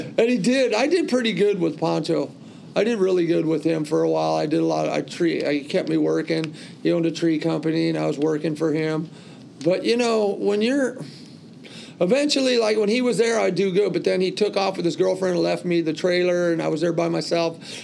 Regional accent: California, United States; also born or lived in New York; I was that kid from California

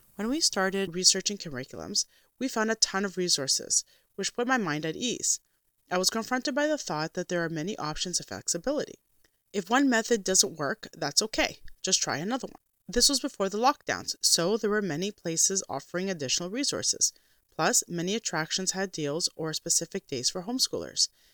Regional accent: Canada; as a Canadian Christian Orthodox homeschooling mother that also works

